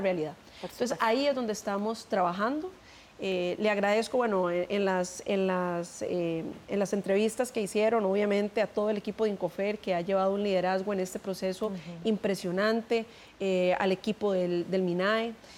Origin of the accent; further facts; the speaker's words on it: Costa Rica; nosotros como equipo, como costarricenses